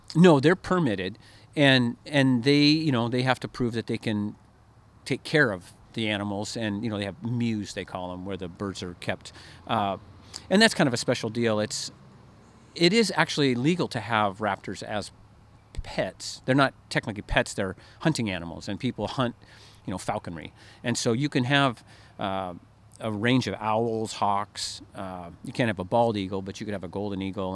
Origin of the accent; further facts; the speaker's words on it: Oregon, United States; I grew up in Oregon